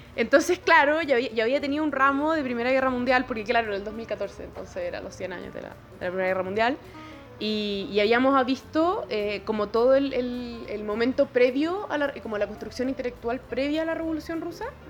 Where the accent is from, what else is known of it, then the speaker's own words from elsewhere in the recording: Chile; como chilenos